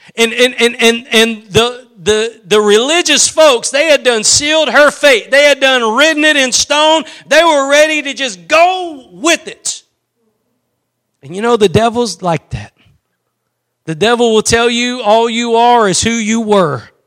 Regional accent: East Texas, United States; I'm from East Texas

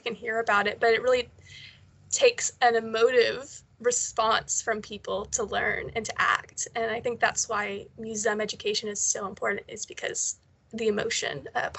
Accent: Texas, United States; moved away as an adult; now in St Andrews, United Kingdom; Growing up in Texas

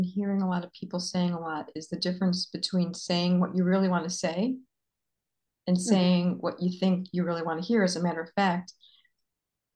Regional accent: Florida, United States; I'm a Floridian girl

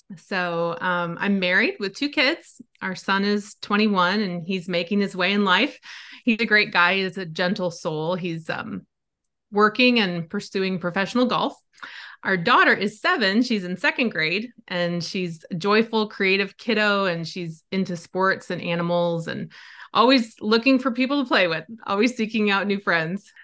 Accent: Wisconsin, United States; I grew up in Wisconsin. I still love it. It's still home to me

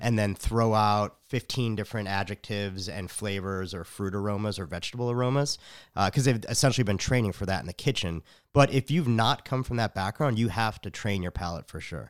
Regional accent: Chicago, Illinois, United States; now in Austin, United States; I'm from Chicago

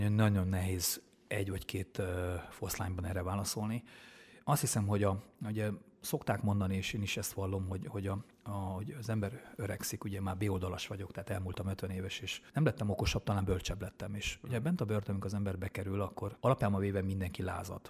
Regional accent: Vitod, Harghita County, Romania; moved away; also born or lived in Miercurea Ciuc; valóban Csíkszeredán mellett Csíkvitódon nőttem föl, csíkszeredában szocializálódtam

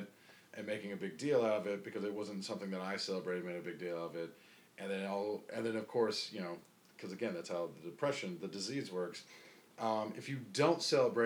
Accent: High Point, North Carolina, United States; moved away; also born or lived in Greensboro, North Carolina / Winston-Salem, North Carolina; I'm born and raised in a place called High Point, North Carolina, which is the furniture capital of the world

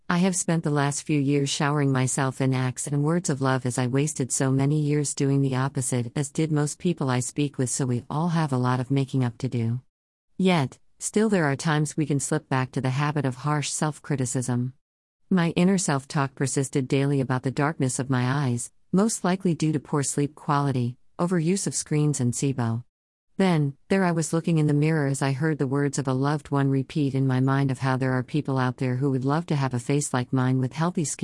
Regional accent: Munster, Ireland; accent: Irish; also born or lived in Birmingham, England; even though I was born in Birmingham, yes, a brummie that still says flannel, not face cloth. I moved to Ireland in 1995, age 5, and my friends at 9 trained me out of my brummie accent

